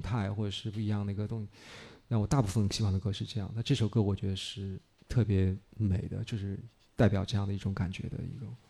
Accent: Beijing, China; moved away as an adult; now in Shanghai, China; 我小时候是在北京，我到嗯。十八岁以后去的上海

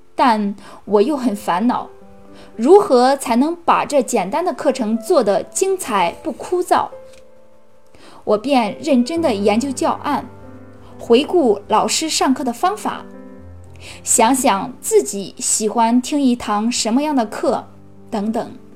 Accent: Cangzhou, Hebei, China; 我是来自河北沧州的

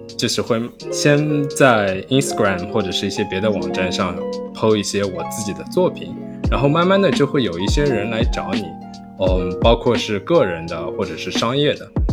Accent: Shanghai, China; born or raised there; moved away as an adult; also born or lived in Germany / Ithaca, United States; now in New York, United States

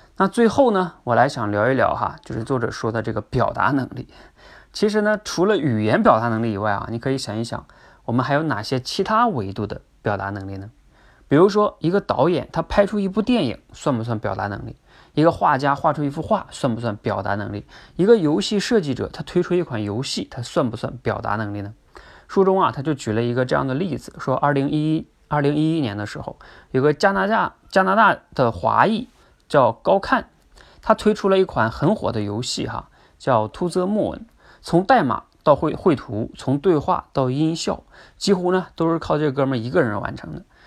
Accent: China; 甚至啊，我们中国人在这方面都普遍不强

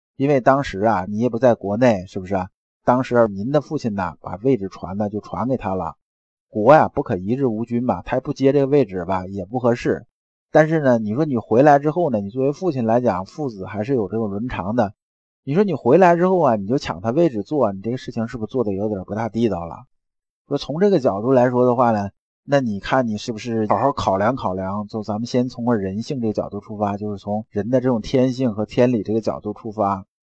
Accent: China; 我们中国人

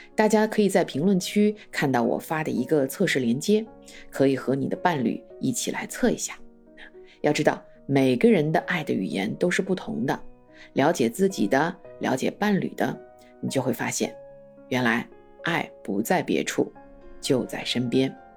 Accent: China; 我们中国人

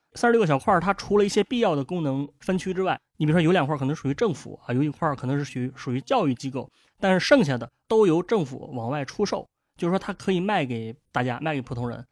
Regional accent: Dezhou, Shandong, China; 作为一个本地人呢啊，我自己对德州还有另外一个印象

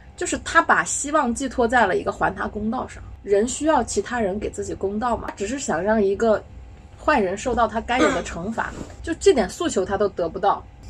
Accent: China; 我们中国人经常被说，“哦，你们没有信仰

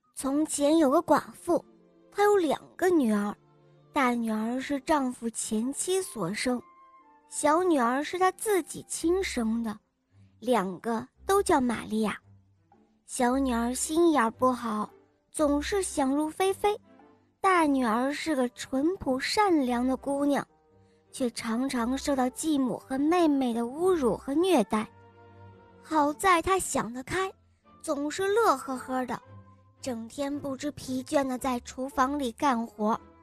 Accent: Xi'an, Shaanxi, China; 我五岁了，我来自西安

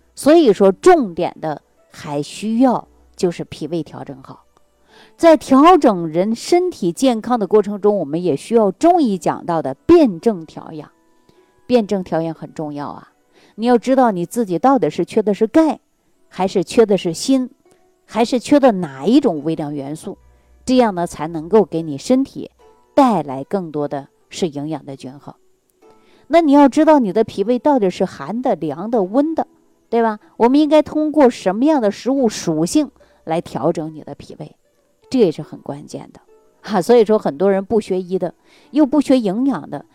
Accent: Jilin, China; moved away; 我的老家是吉林的。我们那个地方它不产橘子，也不产柚子，有很多水果呀，它都没有

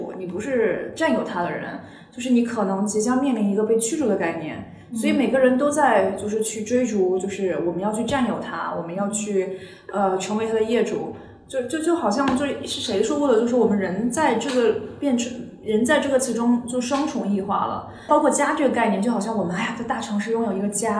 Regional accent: China; 我觉得就是我们中国人对资产，特别是对这种不动产的这种追求，一直是还蛮重的。

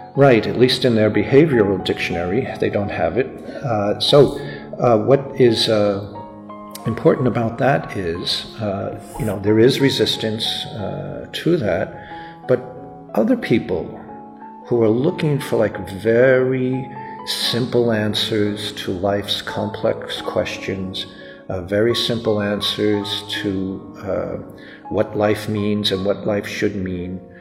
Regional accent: New York, United States; even though I was born in the US, I'm an American citizen, and uh, my particular part of the family grew up in New York

